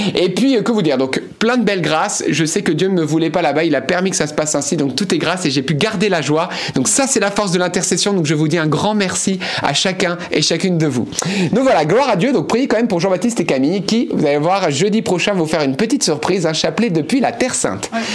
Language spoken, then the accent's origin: French; Lebanon; now in France; je suis né au Liban.